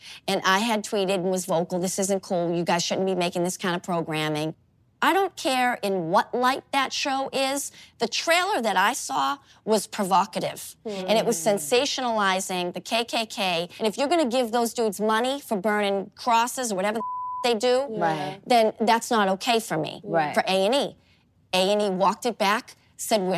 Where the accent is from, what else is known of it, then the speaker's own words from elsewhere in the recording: Boston, Massachusetts, United States; I grew up in an Italian-Irish neighborhood in Boston